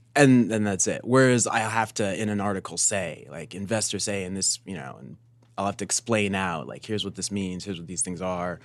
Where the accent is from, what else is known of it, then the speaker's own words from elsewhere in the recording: Denver, Colorado, United States; I'm from Denver, actually.